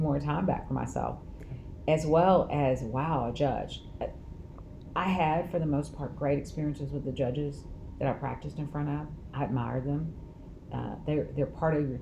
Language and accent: English; Kaufman, Texas, United States; also born or lived in Dallas, Texas; I am born and raised in Kaufman County